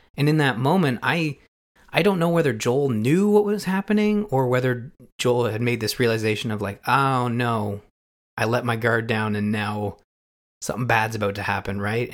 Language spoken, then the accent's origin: English; Canada; being a Canadian